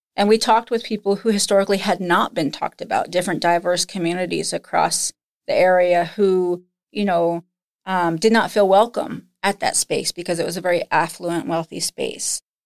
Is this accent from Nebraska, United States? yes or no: yes; Nebraska, United States; moved away; also born or lived in Lincoln, Nebraska / Minnesota; growing up in Nebraska